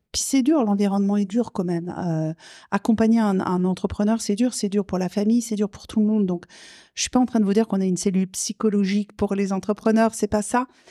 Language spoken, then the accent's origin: French; south of France, France; now in Quebec, Canada; Je, je, viens du sud de la France, vous l'entendez à mon accent très gaspésien